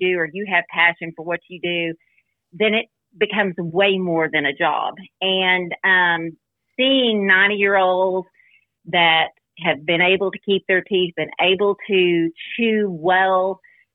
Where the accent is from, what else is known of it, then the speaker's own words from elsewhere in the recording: Muleshoe, Texas, United States; also born or lived in Lubbock, Texas / Dallas, Texas; my sister and I, we were raised in Muleshoe, which is a small town southwest of Lubbock